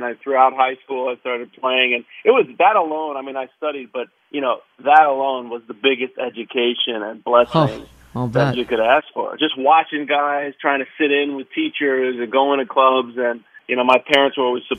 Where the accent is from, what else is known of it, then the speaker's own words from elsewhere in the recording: New York City, New York, United States; I was born and bred here my whole life here in Manhattan.